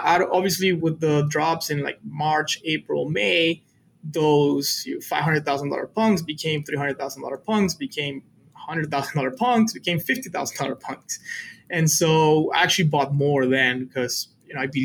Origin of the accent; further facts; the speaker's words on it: Matamoros, Tamaulipas, Mexico; English is a second language; moved away as an adult; also born or lived in Mexico City / San Antonio, Texas; I was born in Mexico City, but I grew up on a border town called Matamoros, which is across from Brownsville, Texas